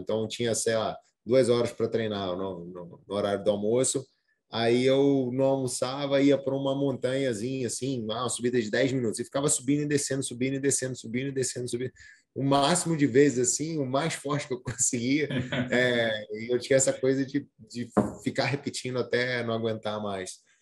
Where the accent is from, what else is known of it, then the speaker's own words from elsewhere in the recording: Brazil; eu sou brasileiro, eu tenho que entender que eu tenho uma herança cultural diferente